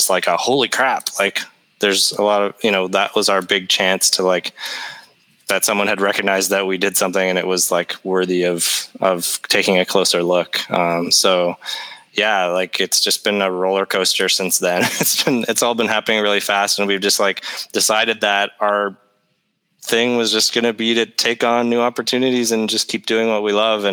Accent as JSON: {"language": "English", "country": "Canada", "said": "We're Canadian"}